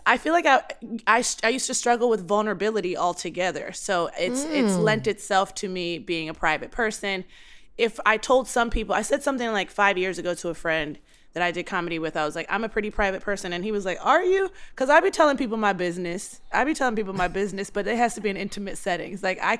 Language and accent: English; Baltimore, Maryland, United States; I'm from Baltimore. We don't hold our tongues there.